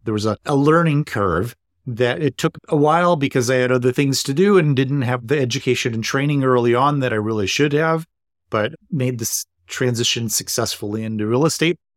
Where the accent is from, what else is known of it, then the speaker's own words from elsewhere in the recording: East Coast, United States; now in Seattle, United States; I'm originally from the East Coast